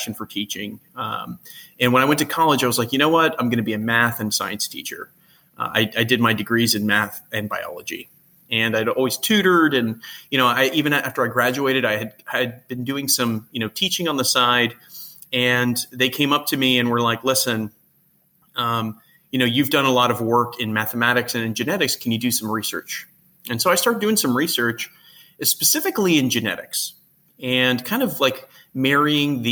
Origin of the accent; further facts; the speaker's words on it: Texas, United States; originally born and raised in Texas